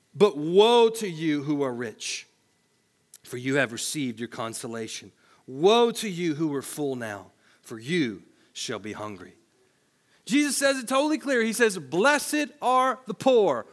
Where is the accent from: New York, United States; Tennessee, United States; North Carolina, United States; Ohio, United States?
Tennessee, United States; I worked at a grocery store in my hometown in Tennessee